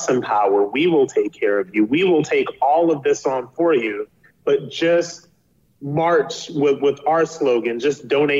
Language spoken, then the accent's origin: English; Akron, Ohio, United States; I'm from Akron, Ohio. I'm from a single parent household. I went to a high school in Akron, Ohio